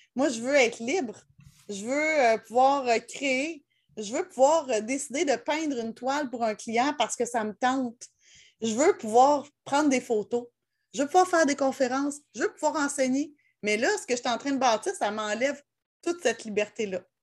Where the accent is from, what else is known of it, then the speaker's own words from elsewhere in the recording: Laurentides, Quebec, Canada; je viens, des Laurentides